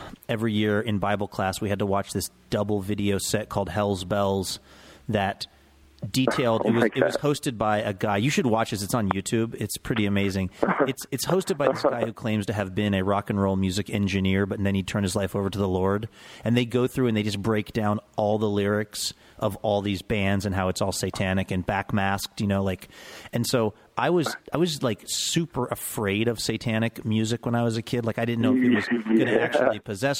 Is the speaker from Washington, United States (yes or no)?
yes; Seattle, Washington, United States; I grew up in Seattle in the '80s and the '90s